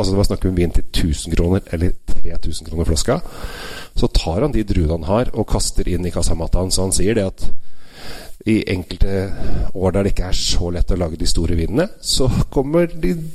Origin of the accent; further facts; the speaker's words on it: Asker, Akershus, Norway; mine foreldre og jeg er oppvokst i nabogata Valsbakken